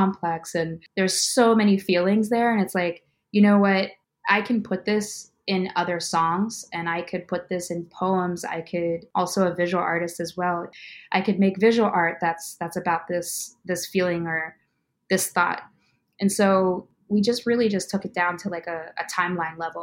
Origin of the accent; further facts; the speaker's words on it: Pittsburgh, Pennsylvania, United States; moved away as an adult; now in Chicago, United States; I'm from Pittsburgh, but I just recently moved to Chicago in August of 2021